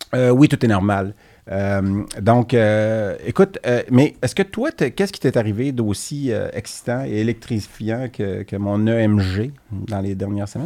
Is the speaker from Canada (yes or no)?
yes; Quebec, Canada; je suis québécois, je suis fier de mes origines